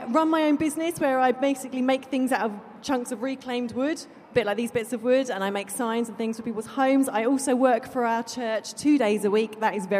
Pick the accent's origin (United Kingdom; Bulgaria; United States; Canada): United Kingdom; Essex, East of England; moved away as an adult; I am actually an Essex girl, born and bred. But 12 years ago, God called my family and I to move up to Sutton Coalfield in Birmingham